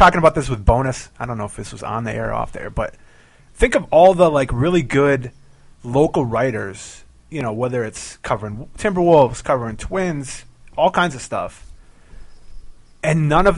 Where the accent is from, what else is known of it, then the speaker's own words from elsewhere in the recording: St. Paul, Minnesota, United States; I grew up in Highland